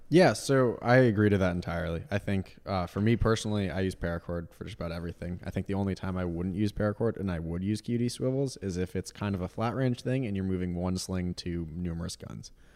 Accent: Vermont, United States; moved away as an adult; also born or lived in Boston, Massachusetts; I grew up in Vermont

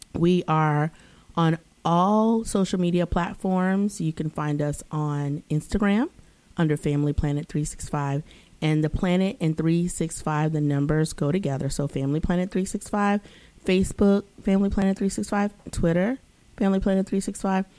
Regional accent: the South, United States; moved away as an adult; also born or lived in East Coast; now in Los Angeles, United States; I was growing up in the South

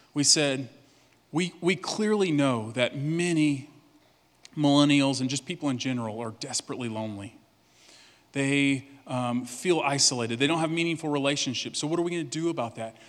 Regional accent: Cut and Shoot, Texas, United States; I'm from East Texas, and the, the name of the town I'm from is literally Cut and Shoot, Texas.

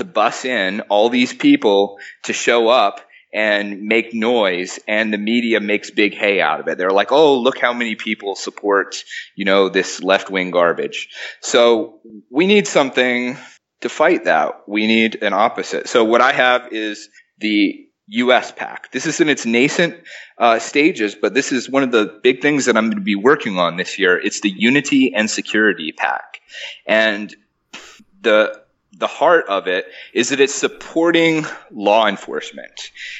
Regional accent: Charlottesville, Virginia, United States; born or raised there

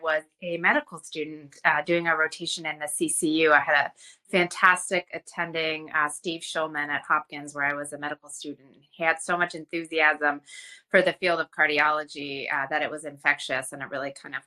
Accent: Iran; moved away; I studied Iranian calligraphy when I was a child growing up in Iran.

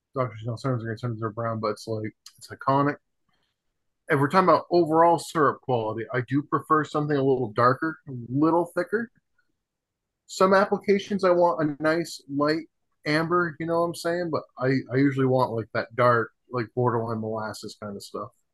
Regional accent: Vermont, United States; where I grew up in Vermont

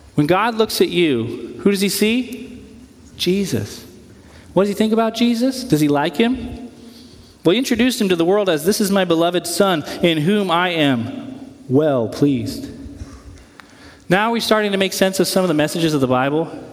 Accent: United States; we're Americans. I like being an American

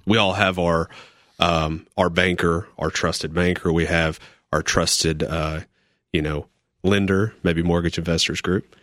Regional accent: Knoxville, Tennessee, United States; I grew up in Knoxville my entire life

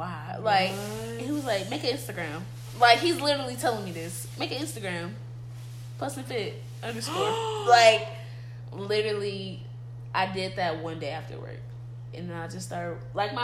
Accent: Los Angeles, California, United States; moved away; Just trying to get home to LA. I'm from California

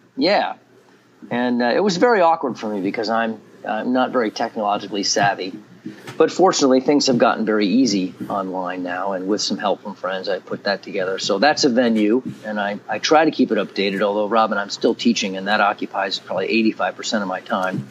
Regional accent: Grand Island, New York, United States; also born or lived in Syracuse, New York / Manhattan, New York / central New Jersey; now in Williamsport, United States; I grew up outside Buffalo, New York, in a um, well, it's not a small town, but a town of about twenty-five or thirty thousand called Grand Island

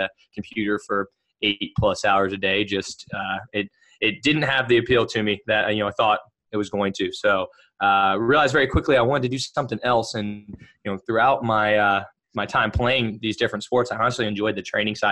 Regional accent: Cincinnati, Ohio, United States; originally from Cincinnati, Ohio, born and raised in Ohio

